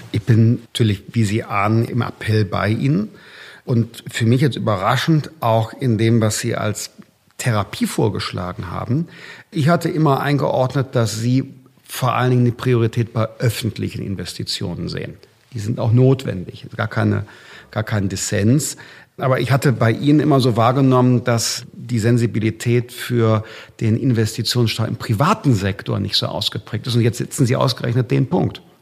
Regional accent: North Rhine-Westphalia, Germany; ich komme ja aus Nordrhein-Westfalen

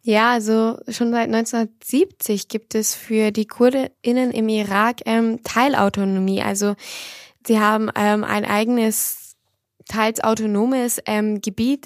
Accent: Germany; als Deutsche, als Europäerin

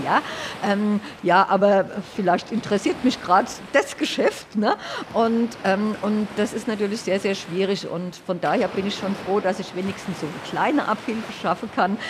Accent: Hanau, Hesse, Germany; ich komme aus Hanau

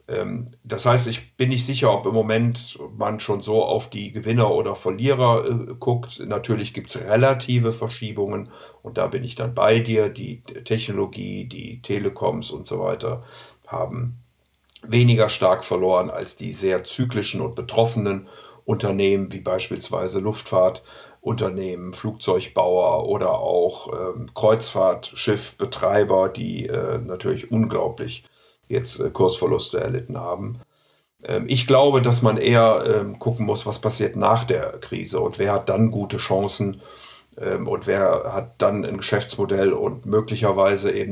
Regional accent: Rhineland, Germany; Ich meine, ich bin ja Rheinländer und insofern habe ich ja Optimismus äh, chromosomal aufgesogen

